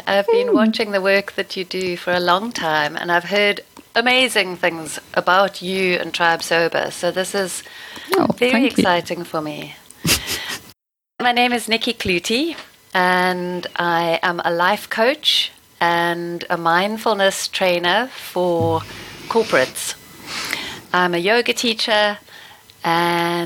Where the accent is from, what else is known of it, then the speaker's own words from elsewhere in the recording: Stellenbosch, Western Cape, South Africa; Growing up in Stellenbosch, surrounded by winelands